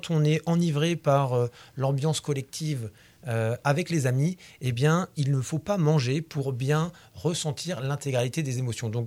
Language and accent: French; Brittany, France; mais je suis breton. Et euh, effectivement, en Bretagne, manger, c'est tricher, c'est très important.